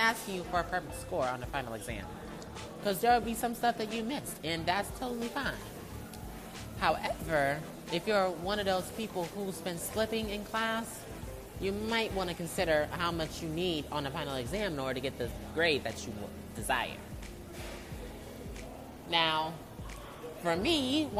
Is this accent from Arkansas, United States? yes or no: no; Detroit, Michigan, United States; moved away as an adult; my hometown, Detroit